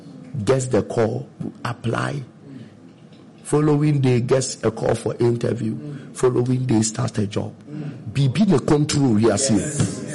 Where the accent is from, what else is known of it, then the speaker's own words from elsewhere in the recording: Konongo Odumasi, Ashanti, Ghana; from Konongu Odumasi.